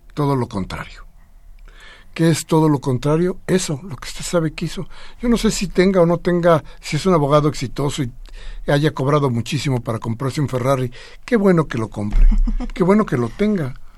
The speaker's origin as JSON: {"language": "Spanish", "country": "Mexico", "said": "sí somos mexicanos"}